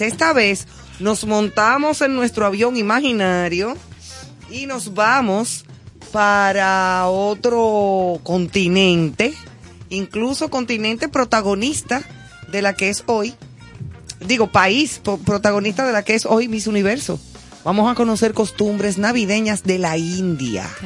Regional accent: Santo Domingo, Distrito Nacional, Dominican Republic; also born or lived in Madrid; crecí y me crié en Gascue.

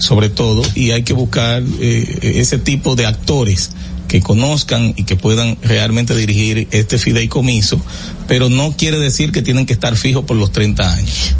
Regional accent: Salinas, Barahona, Dominican Republic; un municipio que tiene cinco mil habitantes. ¿De, donde soy nativo

